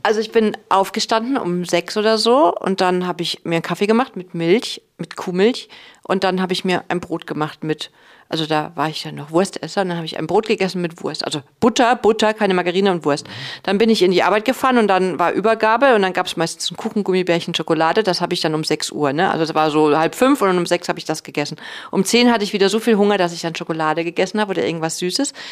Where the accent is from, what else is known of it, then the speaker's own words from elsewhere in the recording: Cologne, North Rhine-Westphalia, Germany; ich komme ja aus Köln